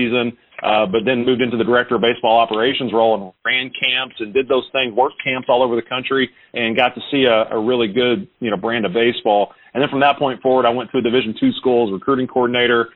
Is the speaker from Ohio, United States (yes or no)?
no; Frankfort, Kentucky, United States; I grew up in Frankfort, Kentucky, capital city, God's country